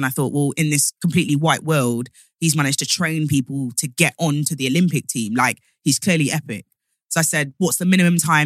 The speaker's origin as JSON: {"language": "English", "town": "Nottingham", "region": "East Midlands", "country": "United Kingdom", "moved": "yes", "said": "I'm from Nottingham originally. So like swimming, we all could swim in knots."}